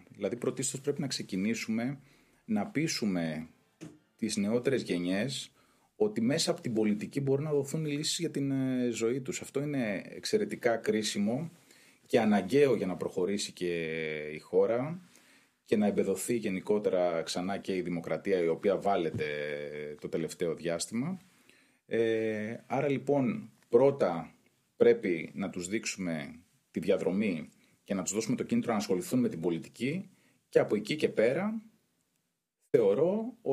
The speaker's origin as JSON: {"language": "Greek", "country": "Greece", "tie": "born or raised there", "said": "μεγάλωσα στην Καποδιστρίου που ήταν η ετεροδημότες του Πασόκ ε, και εκεί πέρα ζήσαμε πολλές έτσι, ωραίες στιγμές."}